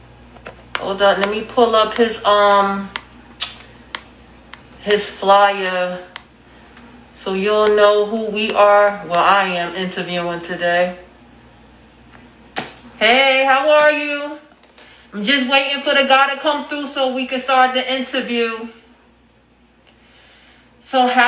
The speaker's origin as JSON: {"language": "English", "region": "New Jersey", "country": "United States", "said": "That's where I'm from"}